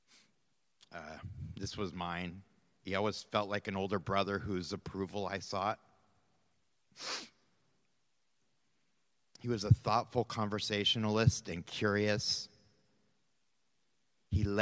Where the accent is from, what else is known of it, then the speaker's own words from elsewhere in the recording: Central Valley, California, United States; I grew up in the Central Valley swimming and playing water polo